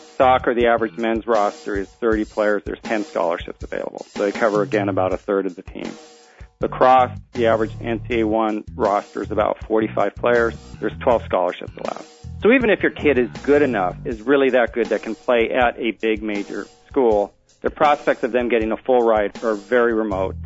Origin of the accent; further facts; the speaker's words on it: Seattle, Washington, United States; now in Washington, D.C., United States; I'm from Seattle originally and moved to Washington D.C